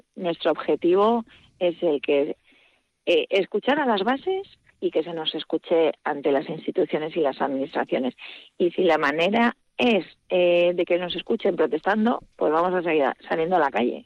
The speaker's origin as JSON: {"language": "Spanish", "town": "Aberasturi", "region": "Basque Country", "country": "Spain", "tie": "born or raised there", "lives_now": "Agurain, Spain", "said": "yo soy nacida en Averasturi"}